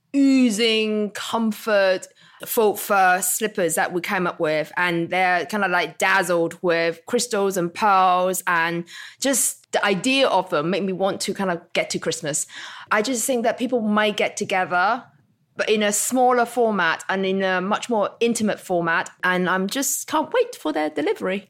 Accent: Hong Kong; moved away; also born or lived in Isle of Wight; growing up in Hong Kong

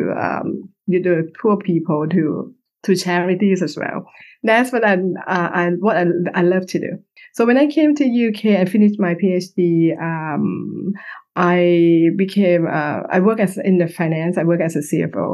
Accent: Bangkok, Thailand; moved away as an adult; now in United Kingdom; I'm Thai. I was born in Bangkok.

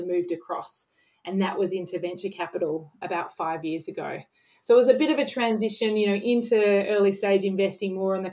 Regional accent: Sydney, New South Wales, Australia; also born or lived in London; I grew up in Sydney and have kind of lived around different parts of Sydney

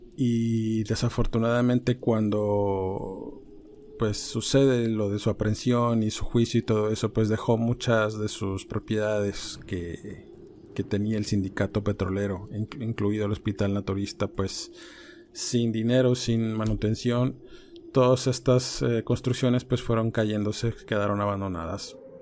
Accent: Ciudad Madero, Tamaulipas, Mexico; yo soy oriundo de ahí, soy originario de Ciudad Madero, Tamaulipas.

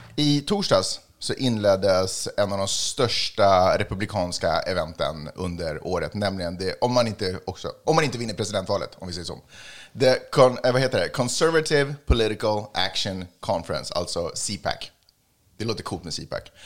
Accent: Stockholm, Stockholm County, Sweden; Jag är från Stockholm. Jag är född och uppvuxen i Stockholm

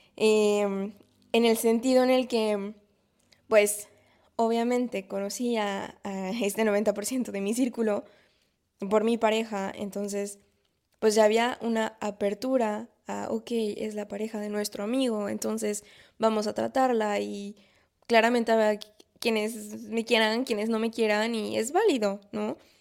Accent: Mexico; moved away as an adult; now in France; como mexicanos o como latinos

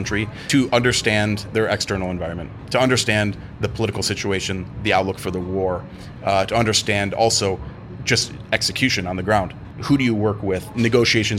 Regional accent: Cleveland, Ohio, United States; moved away as an adult; now in Ukraine; I'm from Cleveland, Ohio originally

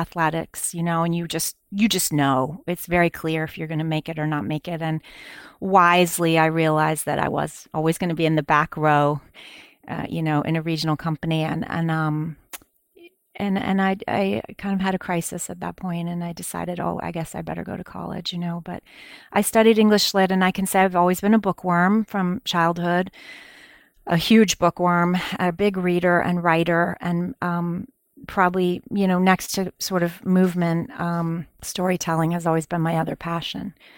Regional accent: East Lansing, Michigan, United States; now in New York, United States; I grew up in East Lansing, Michigan.

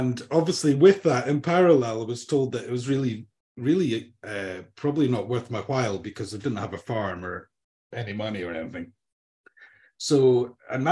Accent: Banffshire, Scotland, United Kingdom; also born or lived in Edinburgh; I was born in Edinburgh, 3 years in Edinburgh, moved up to a small hamlet in Banffshire.

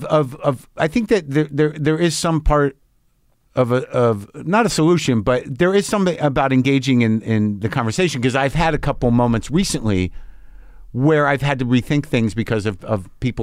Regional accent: New Mexico, United States; I grew up in New Mexico. A lot of guns around. My dad had guns.

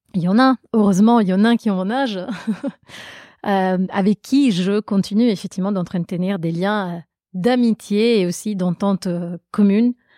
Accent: Italy; accent: Italian; French is a second language; now in Paris, France; je suis italienne, j'ai grandi en Italie.

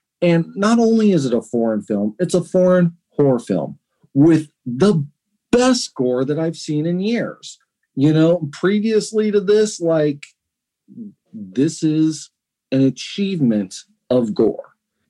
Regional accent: United States; I'm an American.

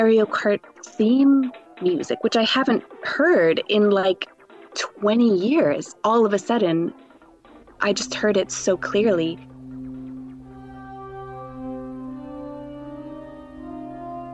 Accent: Canada; moved away as an adult; also born or lived in Vancouver; now in Newcastle upon Tyne, United Kingdom; I'm Canadian.

